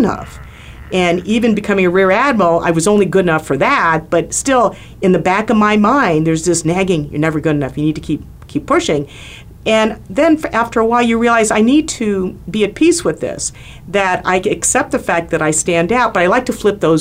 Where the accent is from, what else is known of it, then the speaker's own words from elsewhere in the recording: Maryland, United States; also born or lived in Philippines / Little Rock, Arkansas; now in Scottsdale, United States; I'm from Maryland